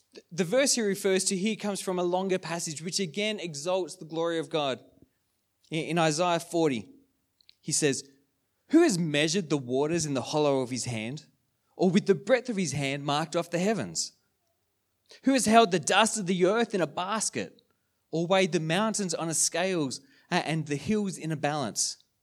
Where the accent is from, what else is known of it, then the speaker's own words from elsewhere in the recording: Sydney, New South Wales, Australia; moved away as an adult; now in Wodonga, Australia; we're from Sydney.